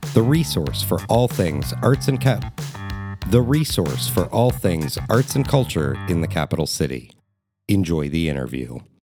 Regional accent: Columbus, Ohio, United States; I grew up on Indianola between Oakland and Northwood

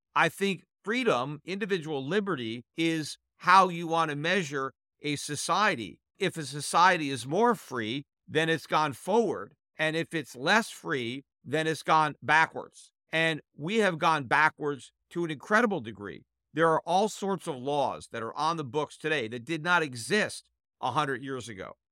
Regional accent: United States; As an American

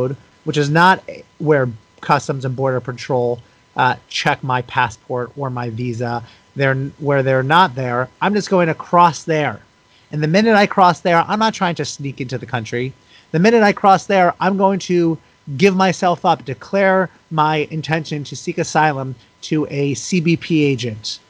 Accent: United States; allowed me to be born in this country and given that privilege, given that passport simply because I was born into this country

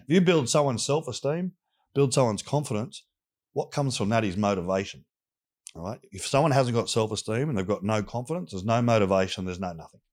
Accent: Sydney, New South Wales, Australia; I grew up in Southwest Sydney

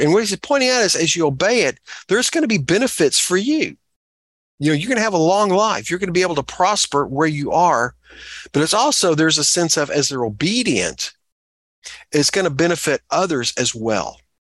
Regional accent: Texas, United States; moved away; I'm a Texan and I'm not obnoxiously proud of that.

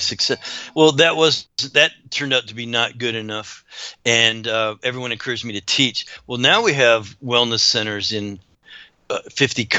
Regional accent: Canada; I grew up in Canada

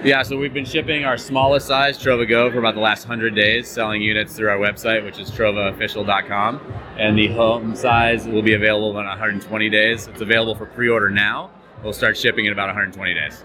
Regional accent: Denver, Colorado, United States; I'm from Denver, Colorado

